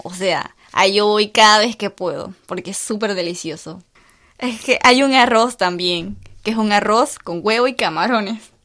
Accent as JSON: {"language": "Spanish", "country": "Panama", "said": "mi cultura panameña"}